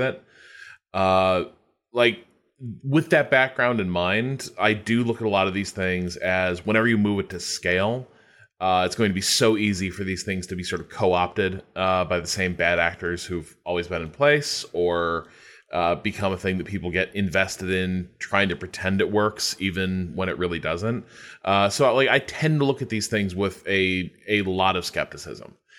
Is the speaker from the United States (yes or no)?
yes; United States; a background as an American